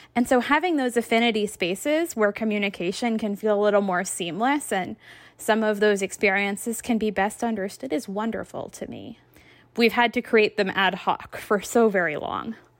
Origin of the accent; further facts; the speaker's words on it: Massachusetts, United States; my home state of Massachusetts